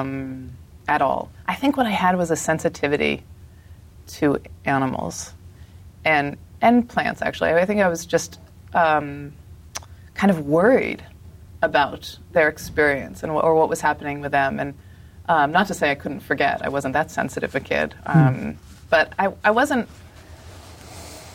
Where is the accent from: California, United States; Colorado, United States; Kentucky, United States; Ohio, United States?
Colorado, United States; also born or lived in Philadelphia, Pennsylvania; I mostly grew up in Colorado